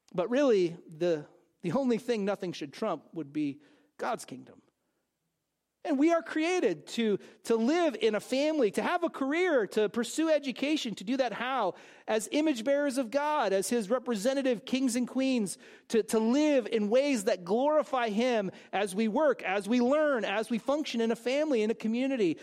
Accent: California, United States; I grew up in California

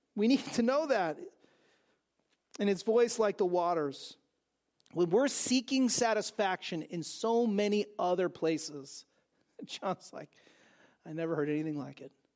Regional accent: California, United States; I grew up in California

